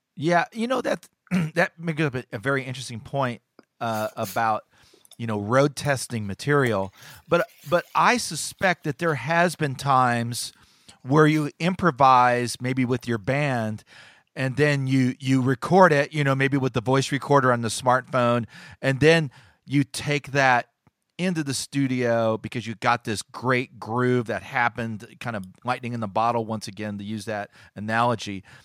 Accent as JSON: {"language": "English", "country": "United States", "said": "as an American"}